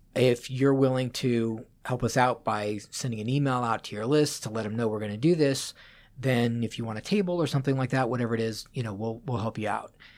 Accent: Las Vegas, Nevada, United States; also born or lived in Boulder, Colorado; now in Seattle, United States; I grew up in Las Vegas

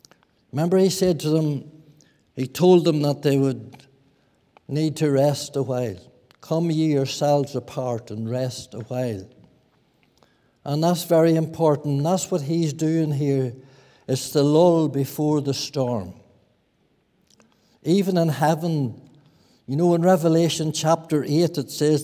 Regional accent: Lower Lough Erne, Northern Ireland, United Kingdom; I was brought up in Lower Loch Erne

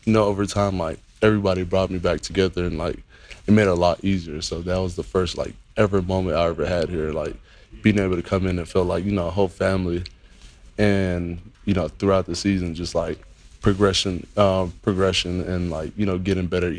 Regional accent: Miami, Florida, United States; moved away as an adult; I was born and raised in Miami.

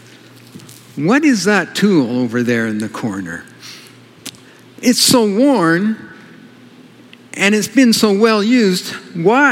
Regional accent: Kelowna, British Columbia, Canada; moved away; also born or lived in California; I grew up in Kelowna, some of you know that, and I lived in California

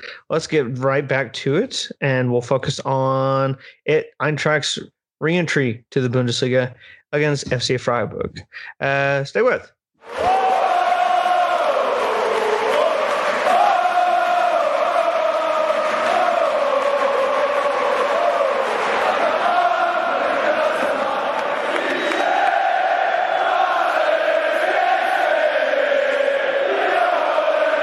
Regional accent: United States; as an American

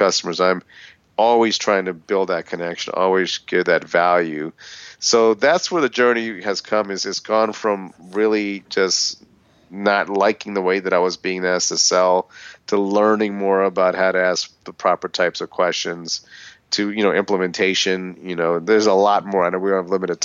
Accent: Philadelphia, Pennsylvania, United States; I grew up in Philadelphia

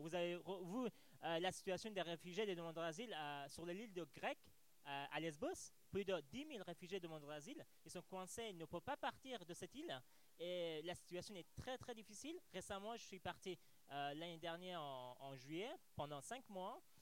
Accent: Afghanistan; French is a second language; moved away as an adult; now in France; je viens d'Afghanistan, réfugié en France depuis trois ans et demi

